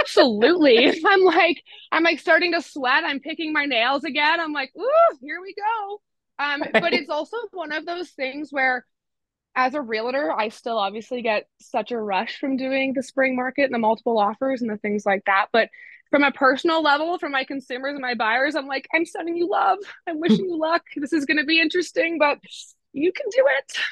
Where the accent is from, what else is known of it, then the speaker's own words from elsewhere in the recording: Innisfil, Ontario, Canada; also born or lived in Durham Region, Ontario; now in Peterborough, Canada; I grew up in Simcoe County, spent 18 years living in Innisfil, and then I moved to Durham region to go to school